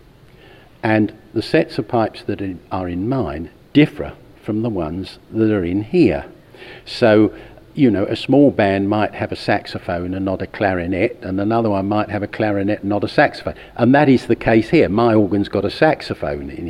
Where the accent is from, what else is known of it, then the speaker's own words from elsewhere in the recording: United Kingdom; I'm from North Kent, South London